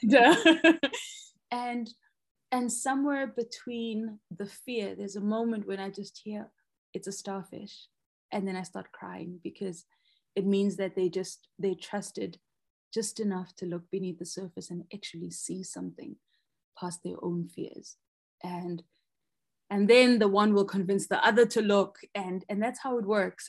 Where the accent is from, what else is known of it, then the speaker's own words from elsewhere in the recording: Soweto, Gauteng, South Africa; I grew up in Soweto, which is like a landlocked area here in South Africa in the province of Gauteng.